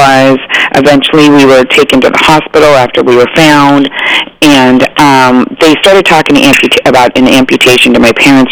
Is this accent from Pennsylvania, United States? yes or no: no; Arizona, United States; I grew up in Arizona, and we skied